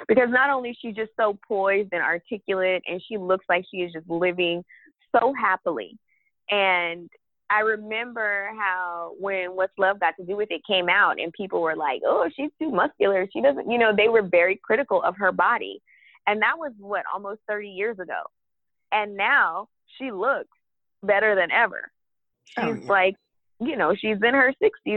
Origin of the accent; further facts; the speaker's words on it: Texas, United States; I grew up in Texas during the 90s